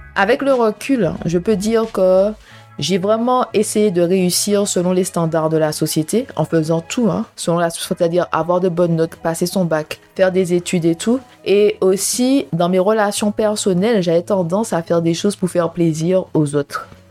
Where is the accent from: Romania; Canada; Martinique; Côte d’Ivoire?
Martinique; moved away as an adult; also born or lived in Marseille; now in London, United Kingdom; je suis une Martiniquaise qui vit à Londres. J'insiste sur je suis une Martiniquaise